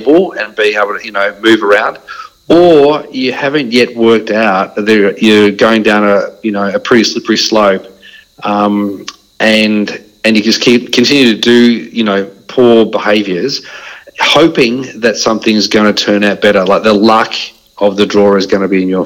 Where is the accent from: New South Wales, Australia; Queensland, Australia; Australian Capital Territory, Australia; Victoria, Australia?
Victoria, Australia; Dandenong; also born or lived in Mount Gambier, South Australia / Geelong, Victoria; I grew up in Dandenong. I was there definitely living on the wrong side of the tracks for the first probably 18 years of my life